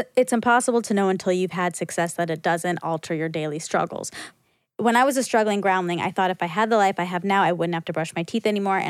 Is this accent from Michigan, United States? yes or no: yes; Detroit, Michigan, United States; I'm from Detroit, and my life has been driving cars.